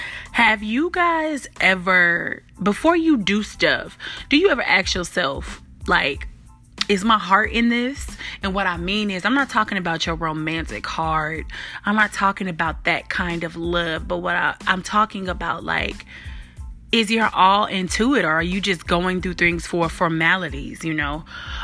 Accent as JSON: {"language": "English", "town": "Chicago", "region": "Illinois", "country": "United States", "accent": "Memphis twang", "said": "I'm a little country, even though I'm from Chicago, but definitely got some Memphis twang."}